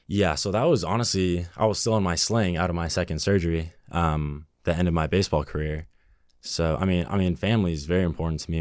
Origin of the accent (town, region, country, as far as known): Burbank, California, United States; born or raised there